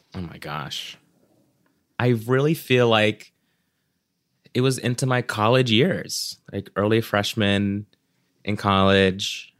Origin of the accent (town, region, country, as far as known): Orlando, Florida, United States; born or raised there; also born or lived in Cebu, Philippines